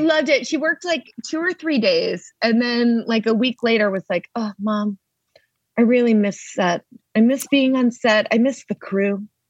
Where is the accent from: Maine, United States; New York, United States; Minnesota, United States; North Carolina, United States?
Maine, United States; moved away as an adult; now in Los Angeles, United States; we grew up in New England